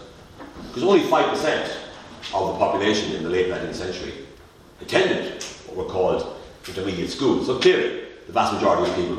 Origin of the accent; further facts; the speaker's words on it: Waterford, Munster, Ireland; Waterford, my hometown